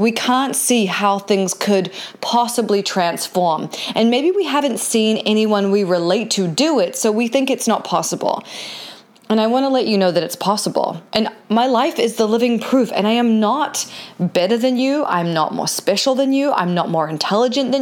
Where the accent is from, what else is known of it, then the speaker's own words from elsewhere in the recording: New Zealand; now in California, United States; I'm a New Zealander who lives in California